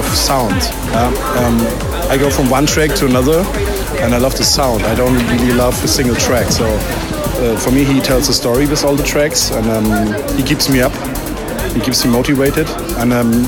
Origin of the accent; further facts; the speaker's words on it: Berlin, Germany; I'm from Berlin, Germany. I'm 35 years old.